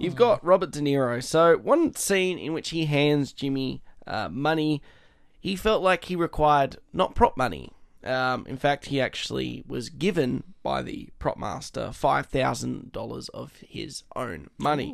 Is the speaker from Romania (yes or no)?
no; Australia; being Australian